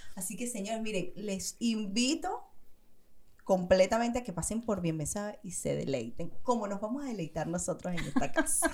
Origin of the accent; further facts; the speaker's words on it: Venezuela; moved away as an adult; now in Chile; nosotros los venezolanos